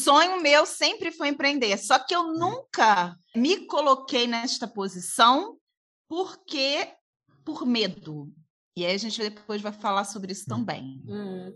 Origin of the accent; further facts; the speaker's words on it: Niterói, Rio de Janeiro, Brazil; Nós somos do Rio de Janeiro, de uhum. Niterói, e Niterói Rio de Janeiro